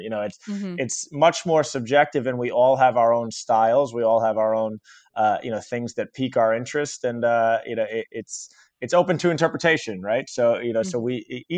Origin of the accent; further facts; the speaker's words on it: Long Island, New York, United States; I grew up on Long Island